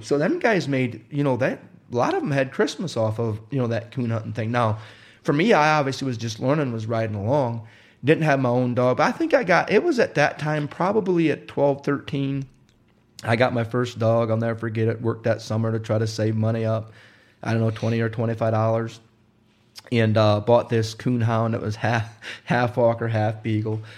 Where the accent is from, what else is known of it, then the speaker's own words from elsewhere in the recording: Wisconsin, United States; also born or lived in Indiana; I grew up in Wisconsin, or I was born in Indiana, and we moved to Wisconsin when I was five years old